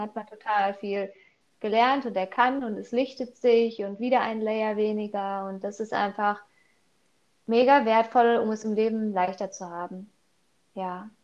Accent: Wickede, North Rhine-Westphalia, Germany; Ich komme aus Wickede, aus NRW.

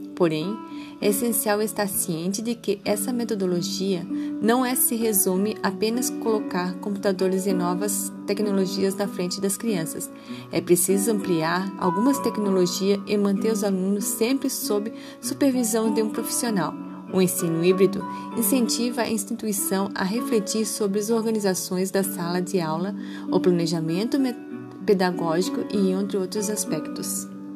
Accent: Itajaí, Santa Catarina, Brazil; sou de Itajaí, Santa Catarina

